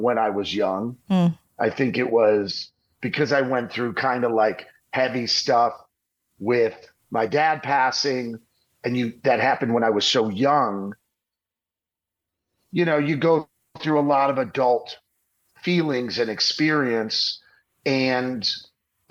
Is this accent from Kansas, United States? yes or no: no; Detroit, Michigan, United States; moved away as an adult; also born or lived in Hollywood; I actually grew up outside of Detroit